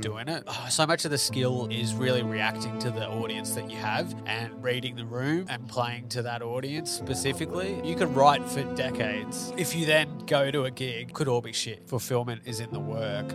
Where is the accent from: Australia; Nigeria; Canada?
Australia; Melbourne, Victoria; I'm from Melbourne